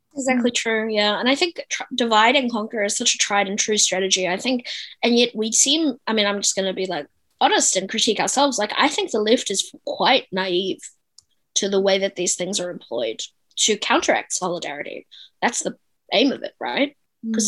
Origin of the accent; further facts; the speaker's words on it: South Africa; now in New Zealand; I'm a South African immigrant